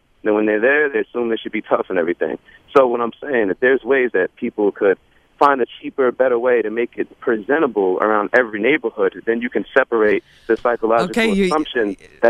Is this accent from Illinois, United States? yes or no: no; Long Island, New York, United States; I'm from Long Island